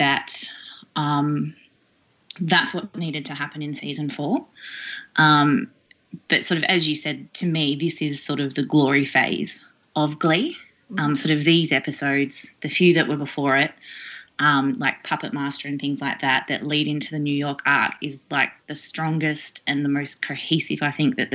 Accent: Australia

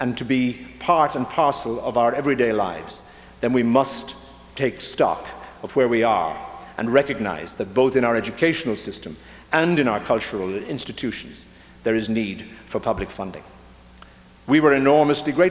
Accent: Ireland; moved away as an adult; now in Minnesota, United States; I come from Ireland, where theatre and politics have always been intertwined

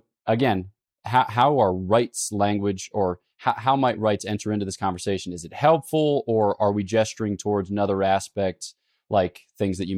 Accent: United States; I, as an American

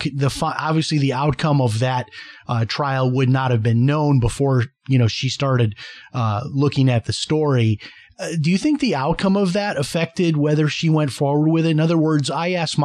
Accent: Chicago, Illinois, United States; I grew up in Chicago in an all-white neighborhood. I did not have any Black friends or any Black kids that I played with or was even around until I went to high school.

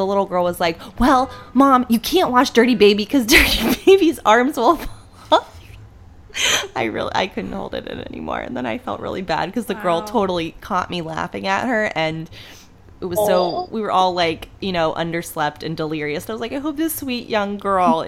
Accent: Northeast Ohio, United States; growing up in Northeast Ohio

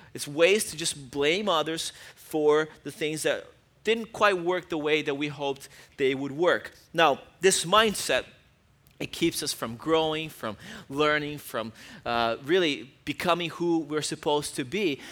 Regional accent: Brazil; moved away; I grew up in Brazil

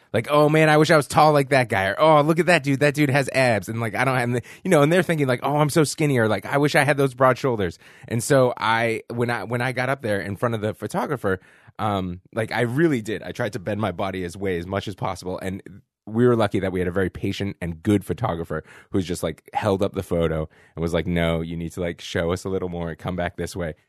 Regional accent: Boston, Massachusetts, United States; also born or lived in San Francisco; now in New York, United States; I'm from Boston, Massachusetts

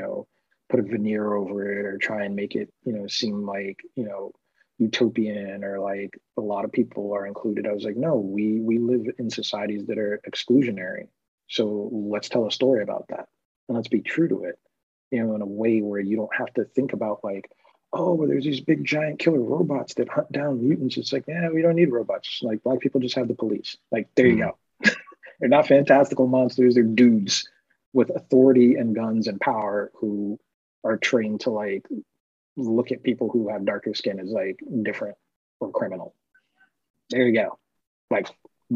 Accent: New York, United States; growing up in New York

